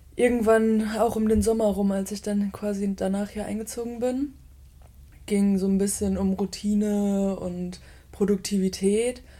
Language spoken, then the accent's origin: German; Bottrop, North Rhine-Westphalia, Germany; moved away as an adult; also born or lived in Aachen; now in Cologne, Germany; ich bin im Ruhrgebiet groß geworden, in, in einem kleinen Kaff, das nennt sich Bottrop